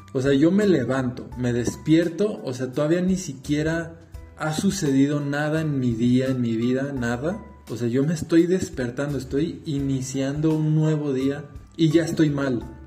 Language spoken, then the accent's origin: Spanish; Guadalajara, Jalisco, Mexico; soy de México, Guadalajara, Jalisco